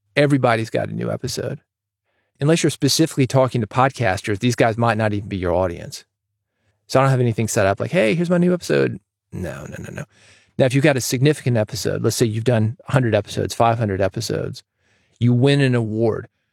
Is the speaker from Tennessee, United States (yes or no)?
yes; Nashville, Tennessee, United States; growing up in Nashville, around the music industry.